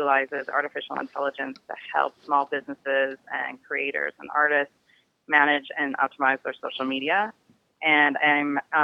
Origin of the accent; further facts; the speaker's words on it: Detroit, Michigan, United States; now in Silicon Valley, United States; growing up in Detroit, I was also, the minority in that I was white